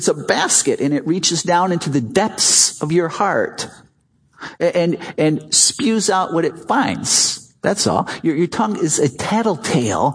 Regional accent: Chicago, Illinois, United States; When I was a little boy, I grew up in Chicago

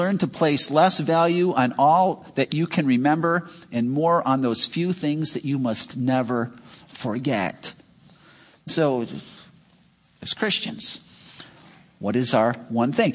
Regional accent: Chicago, Illinois, United States; moved away as an adult; now in Wisconsin, United States; I grew up in Chicago, and I'd just been in Wisconsin a short time

